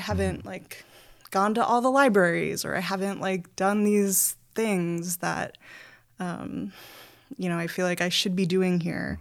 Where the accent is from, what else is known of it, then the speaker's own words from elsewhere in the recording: New York City, New York, United States; moved away as an adult; also born or lived in New Haven, Connecticut; now in North Adams, United States; I'm from the Bronx